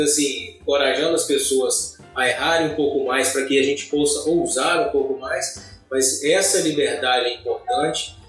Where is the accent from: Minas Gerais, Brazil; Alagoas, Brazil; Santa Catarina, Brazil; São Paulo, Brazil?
Minas Gerais, Brazil; Governador Valadares; moved away; Eu nasci em Valadares, vivi até a maior parte da minha vida, né, até então lá